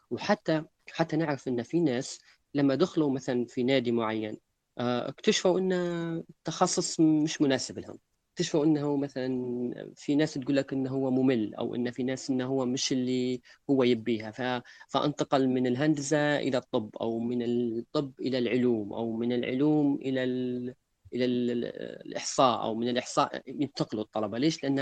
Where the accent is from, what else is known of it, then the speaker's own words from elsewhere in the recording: Libya; وشنو الافكار اللي عندنا في ليبيا تكون مختلفه عن العالم